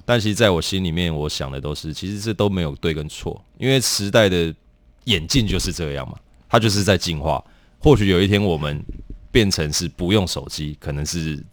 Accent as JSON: {"language": "Chinese", "region": "Taoyuan", "country": "Taiwan", "also_born_or_lived": "Kaohsiung", "moved": "yes", "lives_now": "Taipei, Taiwan", "said": "我是桃园人"}